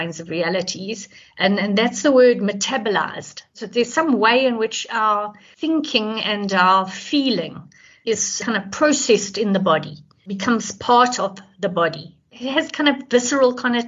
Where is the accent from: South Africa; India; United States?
South Africa; Johannesburg, Gauteng; I'm from Johannesburg in South Africa.